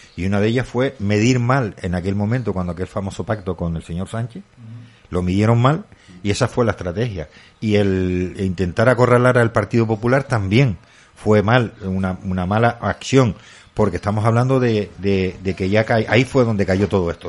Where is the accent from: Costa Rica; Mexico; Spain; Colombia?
Spain; Candelaria, Canary Islands; Candelaria, yo soy de Candelaria